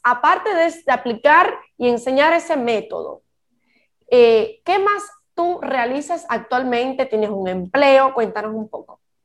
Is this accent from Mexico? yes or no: no; Cuba; moved away; Yo soy cubana y yo no vivo en Cuba